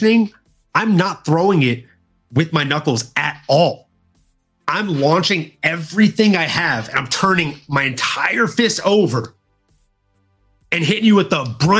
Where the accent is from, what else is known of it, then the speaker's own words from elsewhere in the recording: the South, United States; I'm from the South